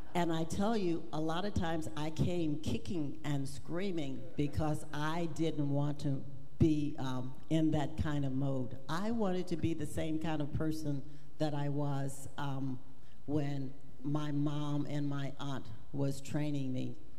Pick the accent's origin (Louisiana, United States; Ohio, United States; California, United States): Louisiana, United States; I was raised in Louisiana